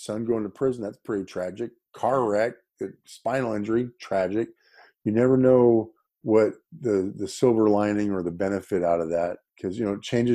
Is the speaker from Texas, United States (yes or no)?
no; Aurora, Colorado, United States; now in Folsom, United States; I'm a Colorado native